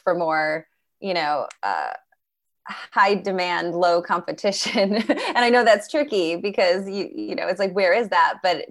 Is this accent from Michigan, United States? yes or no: yes; Michigan, United States; I was from Michigan